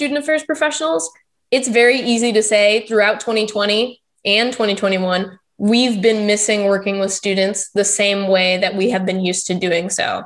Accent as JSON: {"language": "English", "region": "Texas", "country": "United States", "also_born_or_lived": "Pittsburgh", "moved": "yes", "lives_now": "Florida, United States", "said": "I'm from Texas"}